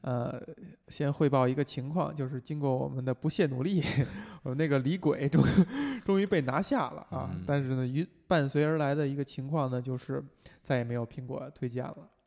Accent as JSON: {"language": "Chinese", "region": "Beijing", "country": "China", "tie": "born or raised there", "said": "我们作为就从小在北京长大的人，本身就是说话不张嘴"}